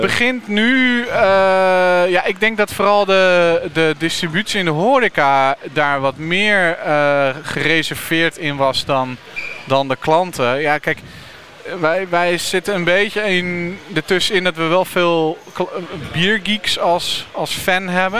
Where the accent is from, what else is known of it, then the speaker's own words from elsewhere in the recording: Utrecht, Netherlands; Want ik kom zelf uit Utrecht